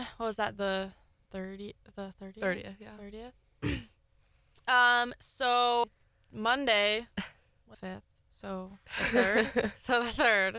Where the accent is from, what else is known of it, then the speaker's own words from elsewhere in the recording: Colorado, United States; now in Eau Claire, United States; I'm from Colorado too